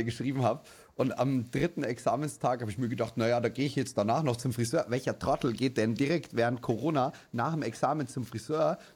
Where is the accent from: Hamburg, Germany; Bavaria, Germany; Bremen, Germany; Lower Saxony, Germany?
Bavaria, Germany